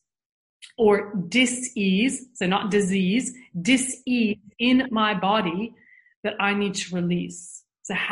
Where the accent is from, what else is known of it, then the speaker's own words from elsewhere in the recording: United States; moved away; growing up in the States